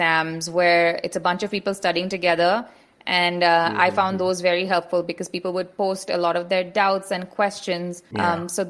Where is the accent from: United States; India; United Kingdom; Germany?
India; moved away; also born or lived in Dubai; I grew up in India